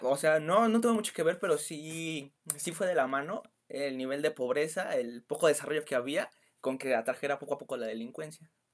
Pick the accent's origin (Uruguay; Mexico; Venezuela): Mexico; Mexico City; yo soy de la Ciudad